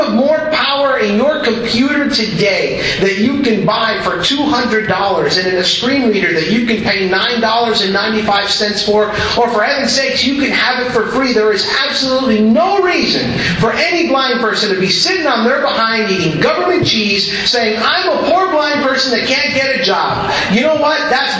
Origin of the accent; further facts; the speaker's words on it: Minnesota, United States; and it's funny because, you know, we're from Minnesota.